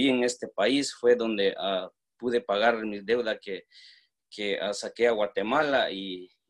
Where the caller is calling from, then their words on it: Washington, District of Columbia, United States; ah, yo soy de Washington, D.C.